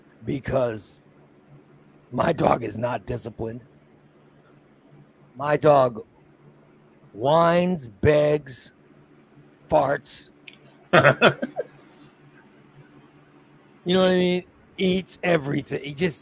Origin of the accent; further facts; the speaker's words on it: Gillespie, United States; I grew up in Gillespie